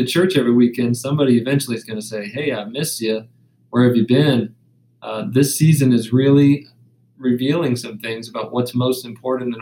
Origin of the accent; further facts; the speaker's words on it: the South, United States; I come from the South